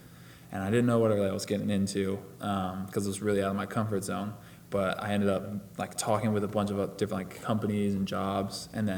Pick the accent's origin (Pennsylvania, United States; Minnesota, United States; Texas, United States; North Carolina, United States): North Carolina, United States; Raleigh; moved away as an adult; I'm from Raleigh, North Carolina, which that is just an area full of universities. So I grew up living like 20 minutes from UNC, Duke, and NC State.